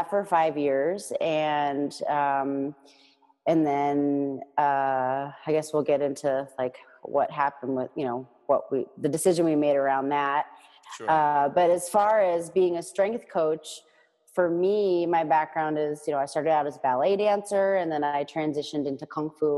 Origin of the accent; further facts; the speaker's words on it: Boston, Massachusetts, United States; also born or lived in Northern Virginia; I moved back to my hometown of Boston in 2009